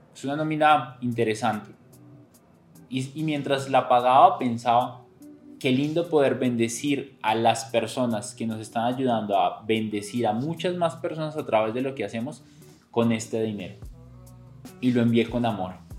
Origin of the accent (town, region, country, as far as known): Colombia